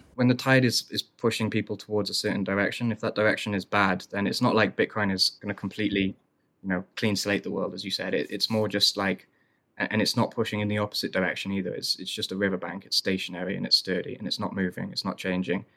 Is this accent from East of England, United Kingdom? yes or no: no; Wales, United Kingdom; growing up in Wales